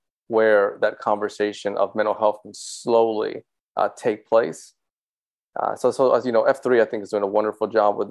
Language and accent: English; Dominican Republic; moved away; I was from the Dominican Republic, born there.